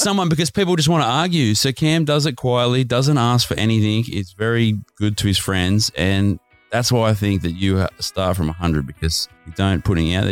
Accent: Australia

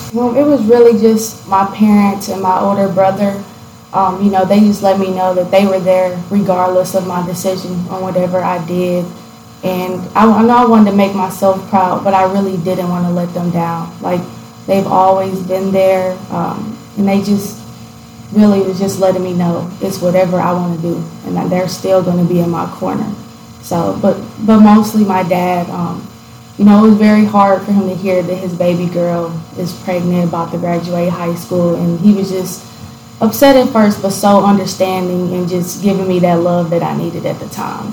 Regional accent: Gallatin, Tennessee, United States; also born or lived in Detroit, Michigan; so I'm from Gallatin, Tennessee. Um, I was born in Detroit, Michigan. Moved down to Gallatin when I was pretty young. And um, I stayed in Gallatin until I was about 12

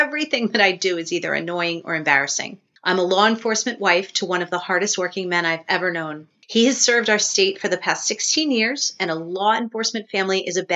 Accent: South Shore of Long Island, New York, United States; also born or lived in Baltimore, Maryland / Tampa, Florida; now in Connecticut, United States; I grew up on the South Shore of Long Island

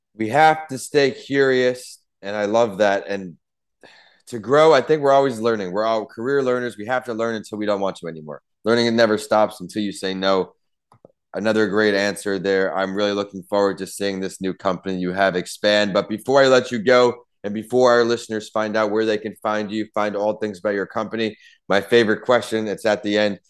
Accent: Ohio, United States; moved away; also born or lived in Tampa; I was raised in Ohio

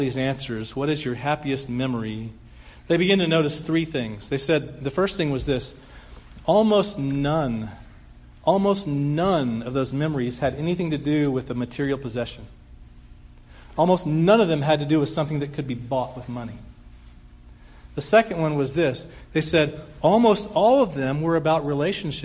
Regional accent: Dallas, Texas, United States; moved away as an adult; I grew up here in Dallas for 20 years

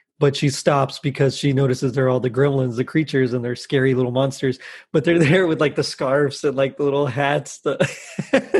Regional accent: Texas, United States; I'm from Texas

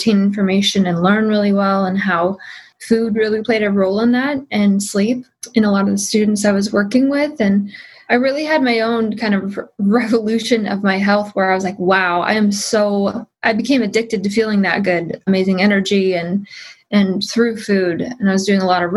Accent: Midwest, United States; I grew up in the Midwest

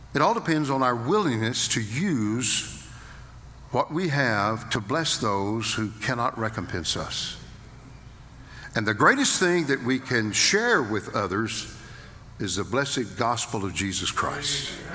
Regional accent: Fort Worth, Texas, United States; I was born in Fort Worth, Texas

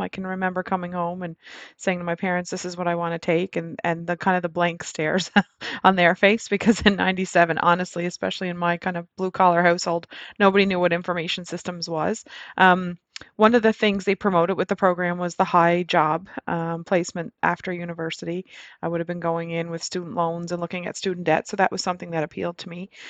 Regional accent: Nova Scotia, Canada; moved away as an adult; also born or lived in Alberta; I actually moved to Nova Scotia, my hometown

